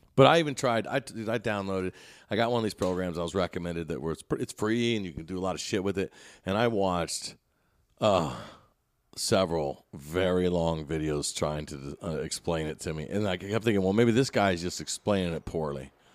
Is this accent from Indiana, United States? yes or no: yes; Indiana, United States; we're both from Indiana